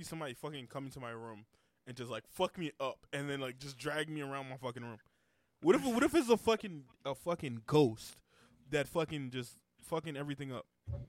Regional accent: Texas, United States; Texas. I'm from Texas.

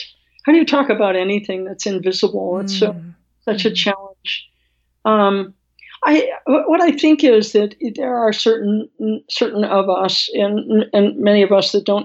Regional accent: Midwest, United States; being from the Midwest, where I was born

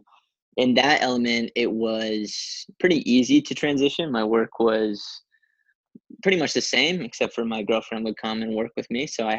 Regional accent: East Coast, Canada; A lot of my family lives back where I grew up on the East Coast of Canada.

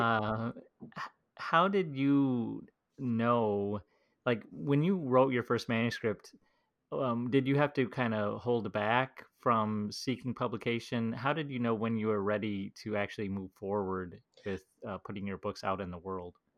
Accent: United States; as an American

